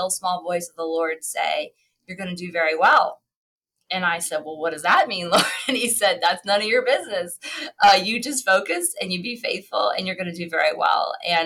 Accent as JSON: {"language": "English", "town": "Cleveland", "region": "Ohio", "country": "United States", "tie": "born or raised there", "also_born_or_lived": "Pennsylvania", "moved": "yes", "said": "I grew up in Cleveland, Ohio"}